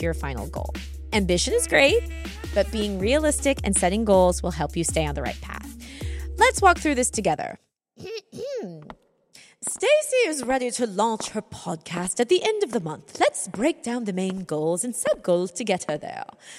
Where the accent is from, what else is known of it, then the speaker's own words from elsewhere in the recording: United Kingdom; accent: British; my horrible British accent